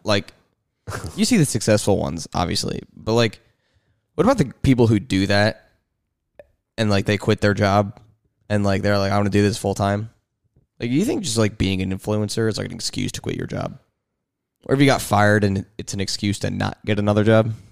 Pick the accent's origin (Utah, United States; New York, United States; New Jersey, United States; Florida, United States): New Jersey, United States; moved away; I'm from Jersey